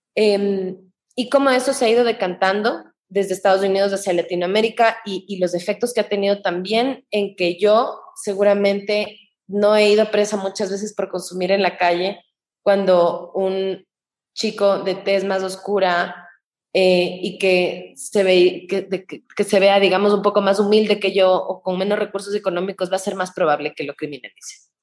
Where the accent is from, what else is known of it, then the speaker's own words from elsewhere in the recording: Ecuador; todos los problemas que sufrimos de salud como ecuatorianos